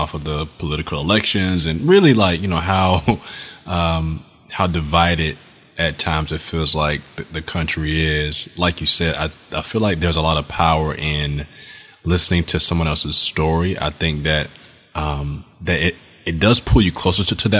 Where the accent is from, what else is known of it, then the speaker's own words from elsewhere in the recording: South Florida, United States; where I grew up in South Florida